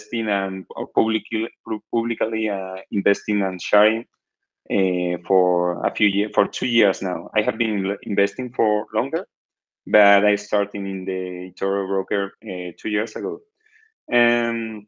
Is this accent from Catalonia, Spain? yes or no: no; Cádiz, Andalusia, Spain; English is a second language; now in Cartagena, Spain; I'm from Spain, as you already know. And I'm from the south of Spain, from Cali, but I right now live in Cartagena, is in the east of Spain